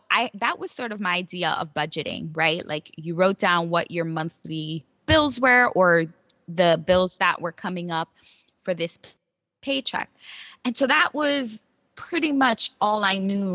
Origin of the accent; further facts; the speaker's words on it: New York City, New York, United States; I grew up in New York City, and I grew up in one of the poorest boroughs, actually the poorest borough, the Bronx